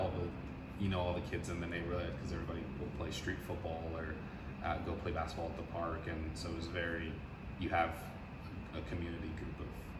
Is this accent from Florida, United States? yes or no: no; San Antonio, Texas, United States; also born or lived in Germany / Arizona; So my parents were in the military, so I was born in Germany. Okay. And then I moved to the States when I was 2. And then we lived in Arizona for a little bit, and I moved to San Antonio when I was in first grade. So I claim San Antonio is my home.